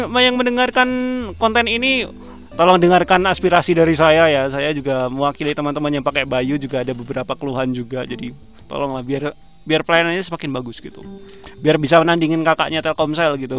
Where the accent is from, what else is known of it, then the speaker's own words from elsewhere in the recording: Surakarta, Central Java, Indonesia; kalau di daerahku daerahku kan Solo ya kadang-kadang sinyal kadang-kadang putus gitu loh